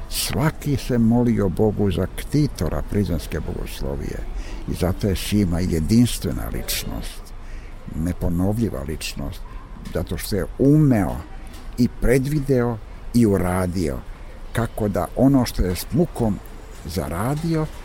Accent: Šumadija, Serbia; now in Prizren, Kosovo; Iako sam rođen u Šumadičkom jednom velikom i lepom selu, a to su Mačkijevci, ipak mi je Prizren na neki način, to mi je drugi zavičaj

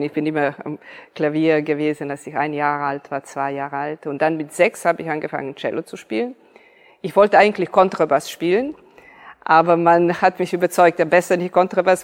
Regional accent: Niš, Serbia; moved away; ich bin hier in Serbien geboren.

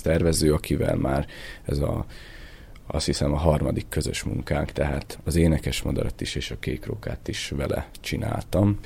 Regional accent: Debrecen, Hajdú-Bihar, Hungary; moved away; also born or lived in Budapest; Debreceni születésű vagyok

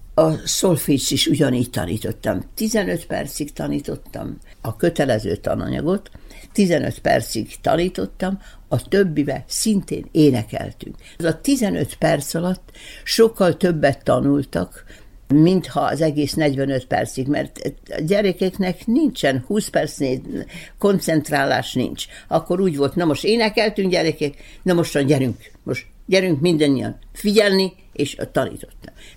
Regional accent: Belgrade, Serbia; moved away; also born or lived in Bečej / Novi Sad; Belgában születtem

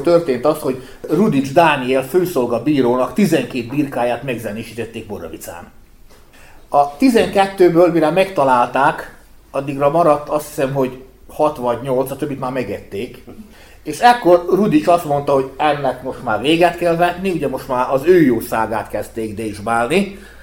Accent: Bačka Topola, Vojvodina, Serbia; én Topolyi származás születésű vagyok

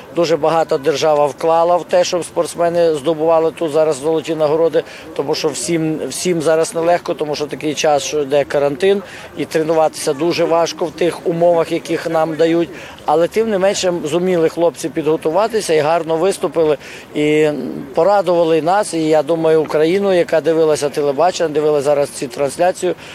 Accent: Ukraine; ми з України

